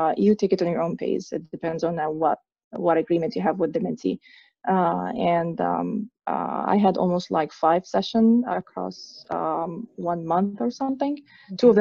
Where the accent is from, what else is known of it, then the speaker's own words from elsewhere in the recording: Egypt; moved away; I'm originally from Egypt, from the Middle East